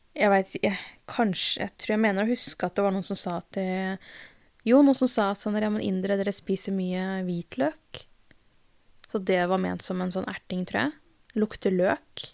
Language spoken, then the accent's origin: Norwegian; Drammen, Buskerud, Norway; jeg er jo født og oppvokst i Drammen, og så har jeg foreldre fra India